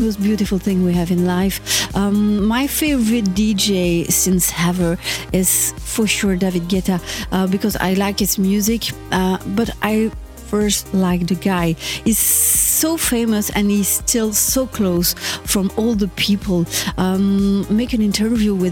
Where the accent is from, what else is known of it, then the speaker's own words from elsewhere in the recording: Belgium; also born or lived in Brussels; I'm from Belgium, I live in Brussels